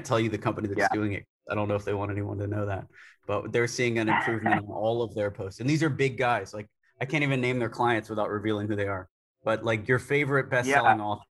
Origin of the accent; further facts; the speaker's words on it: Tampa, Florida, United States; moved away as an adult; now in New Delhi, India; I was born in Tampa, Florida